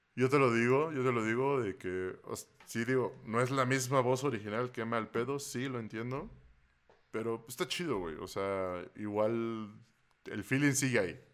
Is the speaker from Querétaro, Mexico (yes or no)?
no; Veracruz, Mexico; moved away; cuando vivía en Veracruz